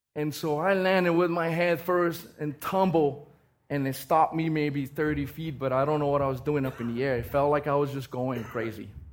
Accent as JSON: {"language": "English", "area": "Raiatea", "region": "Leeward Islands", "country": "French Polynesia", "tie": "born or raised there", "moved": "yes", "said": "I was born and raised in Tahiti. And this little island called Rayatea"}